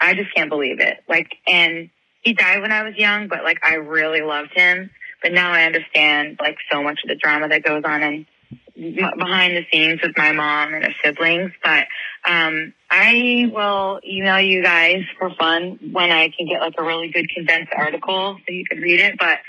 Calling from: Ohio, United States; from Ohio. I've called a couple times before.

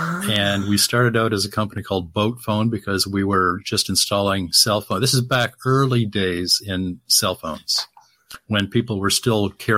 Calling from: Miami, Florida, United States; Miami, and I looked at it's only supposed to go to 88 Fahrenheit today.

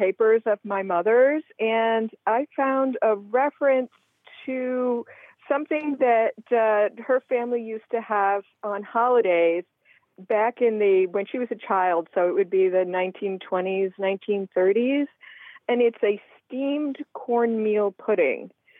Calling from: Oak Bluffs, Massachusetts, United States; Oak Bluffs, Massachusetts.

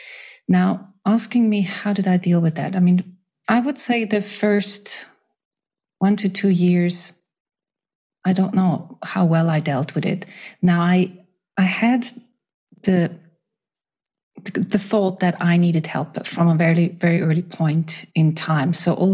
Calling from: Switzerland; I'm joining from Switzerland.

